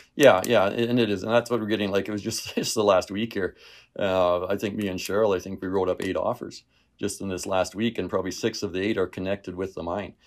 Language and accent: English; LeRoy, Saskatchewan, Canada; I'm from Leroy originally. That's my hometown. Uh, born and raised there, farmed in that area.